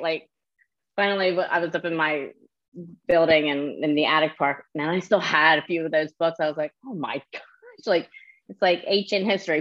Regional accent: New Jersey, United States; now in Myrtle Beach, United States; So I'm from New Jersey originally. I live down near Myrtle Beach, South Carolina

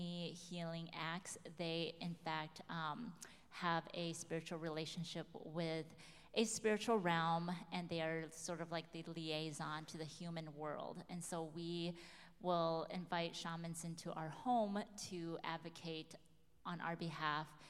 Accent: United States; being Hmong is wholly who I am, being American is wholly who I am

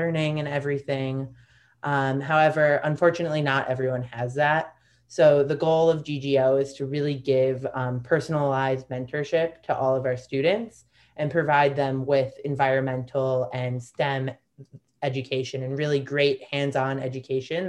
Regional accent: Chicago, Illinois, United States; Lake Michigan was such a big part of my childhood growing up in Chicago

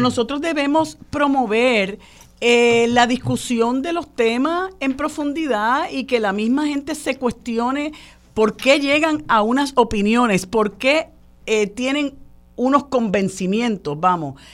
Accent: Puerto Rico; los puertorriqueños y puertorriqueñas que vivimos y padecemos

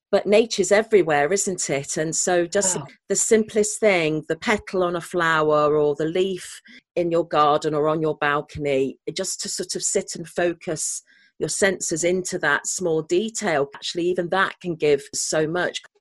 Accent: Sheffield, Yorkshire and the Humber, United Kingdom; I was born in Sheffield, which most people associate with steelworks

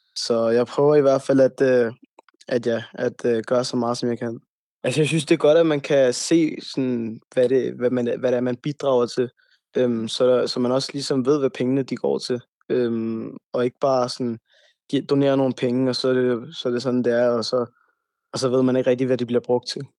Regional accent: Brøndby Strand, Capital Region of Denmark, Denmark; also born or lived in Hvidovre; jeg er født på Hvidovre Hospital, øhm, og jeg, har op, jeg er opvokset i Brøndby Strand og har levet i Brøndby Strand hele mit liv

